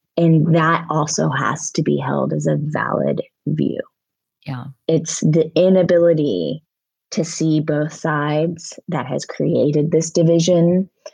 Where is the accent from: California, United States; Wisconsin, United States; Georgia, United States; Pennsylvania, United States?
Pennsylvania, United States; Altoona; I grew up in Altoona, Pennsylvania.